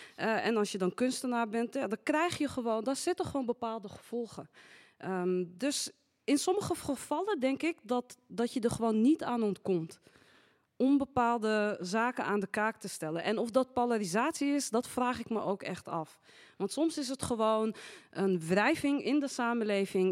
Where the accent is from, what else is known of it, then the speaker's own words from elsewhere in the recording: Amsterdam, North Holland, Netherlands; ik ben Marokkaans-Nederlands, geboren getogen in Amsterdam